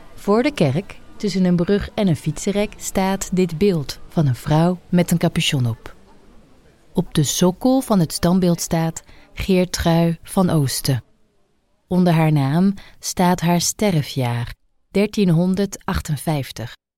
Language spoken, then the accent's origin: Dutch; France; moved away; uit Frankrijk, het land waar ik ben opgegroeid